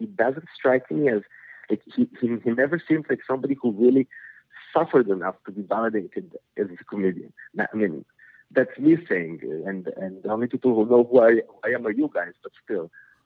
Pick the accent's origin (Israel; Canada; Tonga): Israel; English is a second language; also born or lived in Soviet Union; I immigrated with my family to Israel when I was 7. And so, having to learn a new language, which is Hebrew